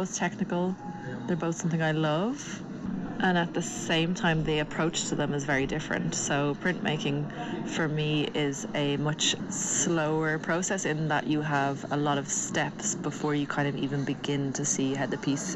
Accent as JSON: {"language": "English", "town": "Dublin", "region": "Leinster", "country": "Ireland", "tie": "born or raised there", "also_born_or_lived": "Trondheim, Norway", "moved": "as an adult", "lives_now": "Tynset, Norway", "said": "born and raised in Dublin, lived there till I was 25, moved to Trondheim, Norway, in 2013"}